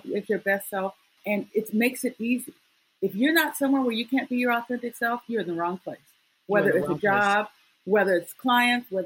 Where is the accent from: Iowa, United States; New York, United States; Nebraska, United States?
Iowa, United States; I grew up in Iowa